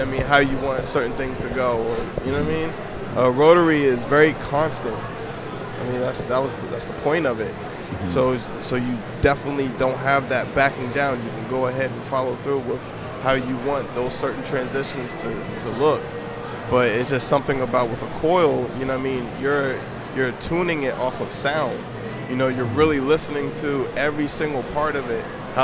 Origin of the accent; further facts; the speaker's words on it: United States; also born or lived in Baltimore, Maryland / Washington, D.C. / Virginia Beach, Virginia; now in San Diego, United States; I grew up in Baltimore and D.C.